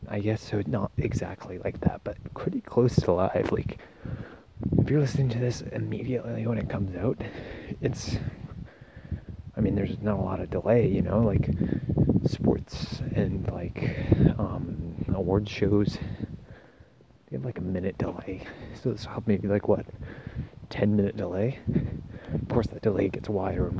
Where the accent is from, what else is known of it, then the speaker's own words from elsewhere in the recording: Castlegar, British Columbia, Canada; my hometown of Castlegar